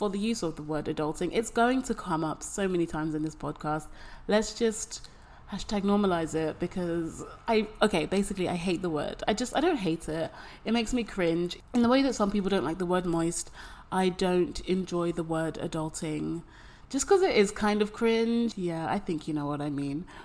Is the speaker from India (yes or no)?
no; London, United Kingdom; moved away as an adult; now in Taipei, Taiwan; I'm 25 and I am from London. I live in Taipei